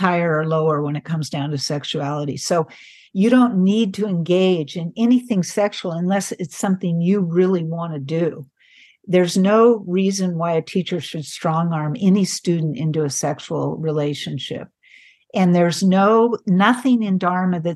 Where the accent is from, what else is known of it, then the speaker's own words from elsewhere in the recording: San Francisco Bay Area, California, United States; I grew up in the San Francisco Bay Area in the 60s